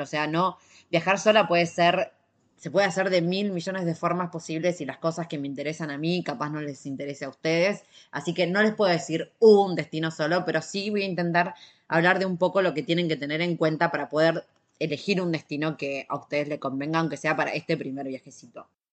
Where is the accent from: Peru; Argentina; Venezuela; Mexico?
Argentina; soy de Argentina